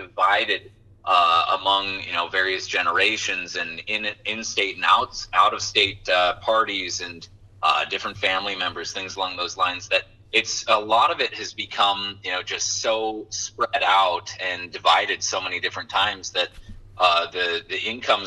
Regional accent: Watford City, North Dakota, United States; moved away as an adult; I was raised in the Watford City area

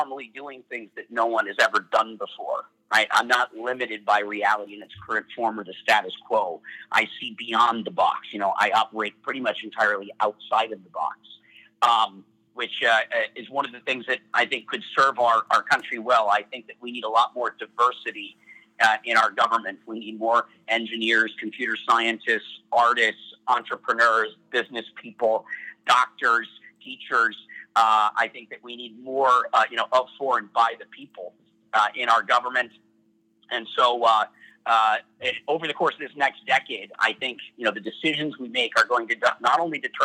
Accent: Minnesota, United States; I'm from Minnesota

